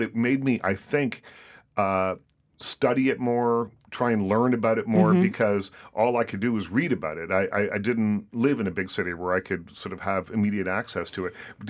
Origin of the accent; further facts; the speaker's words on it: Nova Scotia, Canada; I grew up in Nova Scotia, in a very small town in Nova Scotia